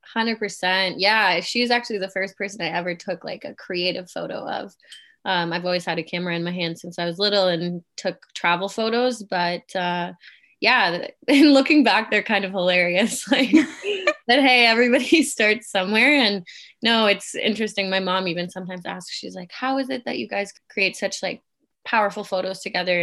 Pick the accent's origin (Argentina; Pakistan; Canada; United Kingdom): Canada; also born or lived in Germany / Kitchener-Waterloo, Ontario, Canada; I was born and raised in Germany, been in Canada since I was eight